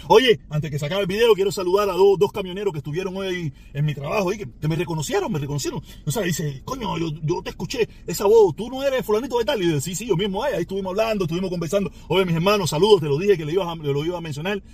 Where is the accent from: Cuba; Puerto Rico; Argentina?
Cuba; moved away; yo vine a conocer todo eso después que me fui de Cuba